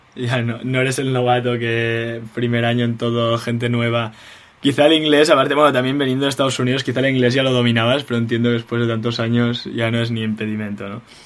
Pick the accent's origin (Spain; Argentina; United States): Spain; moved away; los españoles somos así